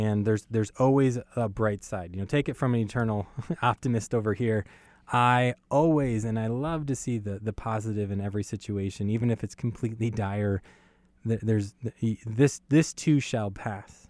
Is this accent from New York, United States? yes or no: yes; New York City, New York, United States; moved away; I was born in Brooklyn and Brooklyn, New York.